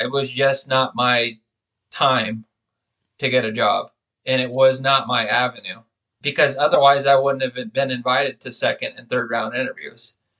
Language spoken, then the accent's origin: English; Bay Area, California, United States; growing up in the Bay Area of California, I mean, that's one of the most diverse places in the country.